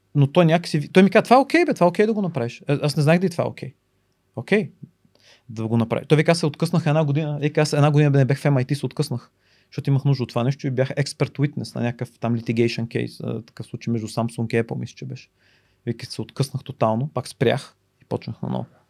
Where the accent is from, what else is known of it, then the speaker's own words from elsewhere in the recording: Bulgaria; moved away as an adult; also born or lived in New York; аз съм единствения българин